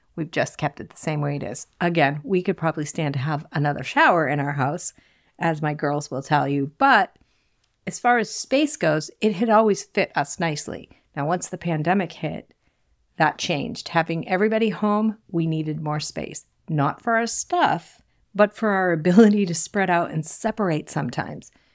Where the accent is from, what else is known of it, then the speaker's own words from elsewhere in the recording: south shore of Massachusetts, United States; accent: Boston; I grew up in a small Cape Cod home on the south shore of Massachusetts. I'm sure you can hear my Boston accent slip in from time to time.